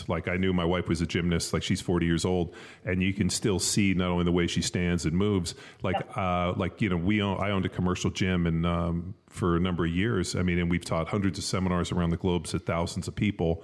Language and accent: English; Southern California, United States; I grew up in Southern California, like we grew up in a pool and went to the beach all the time